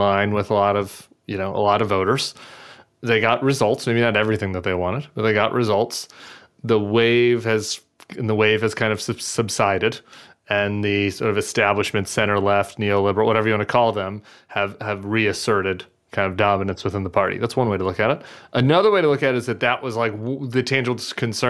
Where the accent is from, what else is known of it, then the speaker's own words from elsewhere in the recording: Missouri, United States; growing up as a Missouri Republican, I was born in Missouri